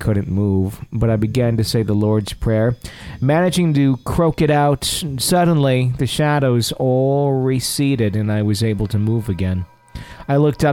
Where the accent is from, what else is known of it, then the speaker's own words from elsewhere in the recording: Fond du Lac, Wisconsin, United States; moved away; my hometown in Fond du Lac, Wisconsin